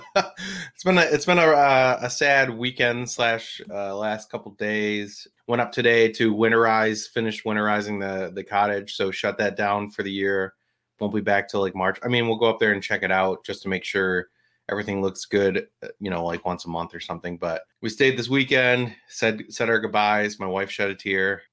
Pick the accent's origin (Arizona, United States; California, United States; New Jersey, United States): New Jersey, United States; I grew up in Jersey